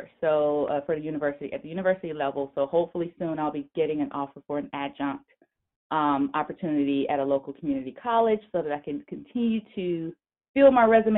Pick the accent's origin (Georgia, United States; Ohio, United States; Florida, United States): Georgia, United States; Atlanta; I'm originally from Atlanta, Georgia